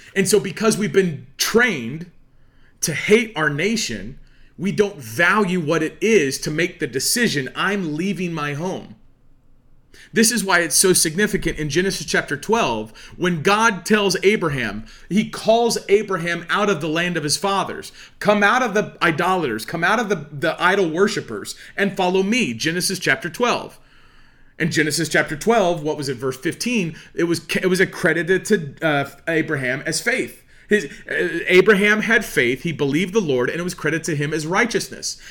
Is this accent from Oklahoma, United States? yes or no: yes; Oologah, Oklahoma, United States; I'm, you know, from Ulaga